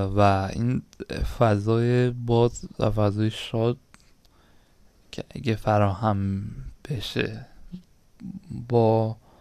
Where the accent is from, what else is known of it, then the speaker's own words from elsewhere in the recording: Iran; ما هممون ایرانی هستیم